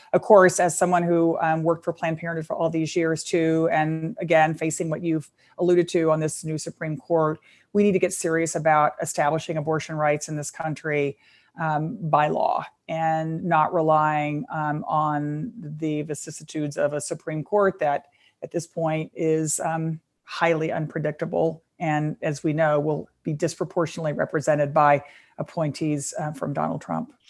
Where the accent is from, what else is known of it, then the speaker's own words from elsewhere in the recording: Texas, United States; my home state of Texas